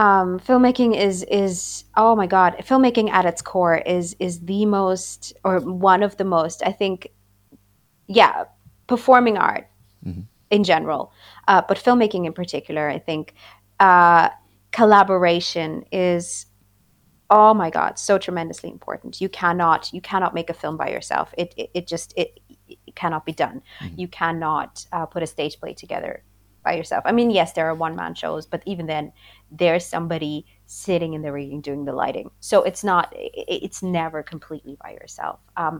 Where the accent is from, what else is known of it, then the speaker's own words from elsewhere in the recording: India; also born or lived in Austria; now in Ireland; So I grew up in India for a time, and then I lived in Austria, and now I live in Ireland.